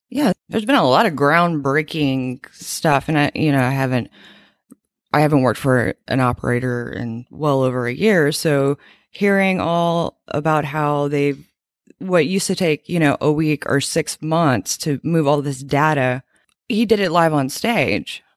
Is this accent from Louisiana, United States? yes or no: yes; Louisiana, United States; moved away; also born or lived in Fort Worth, Texas; I'm from Louisiana